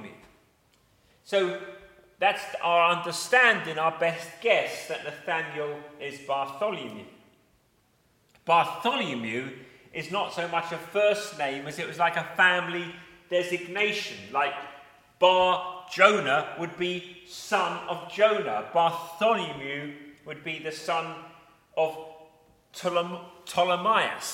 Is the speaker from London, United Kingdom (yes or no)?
yes; Eltham, London, United Kingdom; where I was born in Eltham